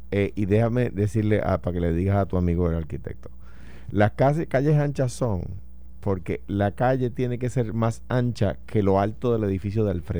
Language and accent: Spanish; Puerto Rico; no, no, yo soy de esa nación. Tú te lo a creer. Yo soy